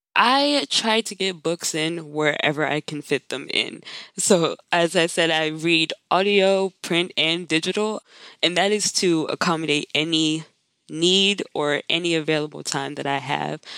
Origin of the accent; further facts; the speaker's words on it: Maryland, United States; moved away as an adult; also born or lived in Pittsburgh; I live in Maryland. I'm also from Maryland.